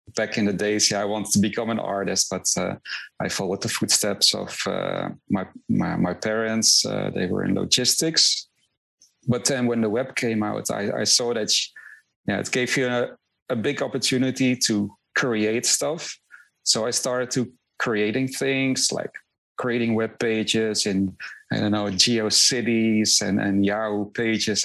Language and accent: English; Netherlands; moved away as an adult; also born or lived in Rotterdam; now in Miami, United States; I'm originally from the Netherlands, so uh, I, I, yeah I lived in uh, in Rotterdam